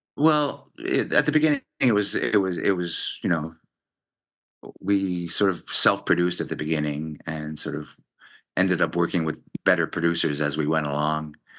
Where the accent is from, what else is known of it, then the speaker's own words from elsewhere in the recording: Montreal, Quebec, Canada; growing up in Montreal, I grew up in French